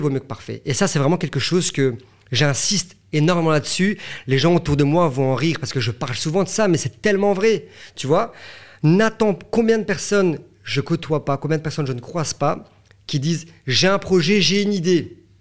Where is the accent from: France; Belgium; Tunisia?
Belgium; chez nous en Belgique